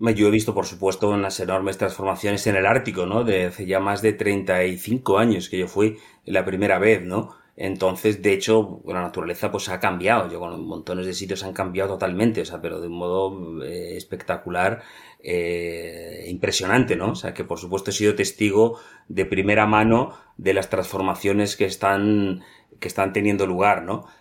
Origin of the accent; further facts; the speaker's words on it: Madrid, Community of Madrid, Spain; moved away as an adult; also born or lived in Greenland / Reykjavik; Yo nací en Madrid, en una familia totalmente urbana.